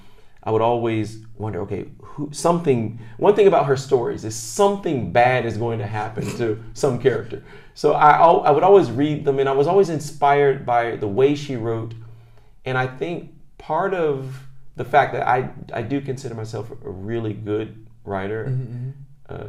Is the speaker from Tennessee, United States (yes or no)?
yes; Clarksville, Tennessee, United States; moved away as an adult; now in Japan; I grew up in Tennessee